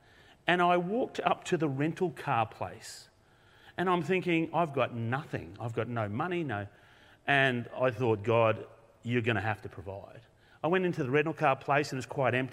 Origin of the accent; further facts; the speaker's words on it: Australia; from Australia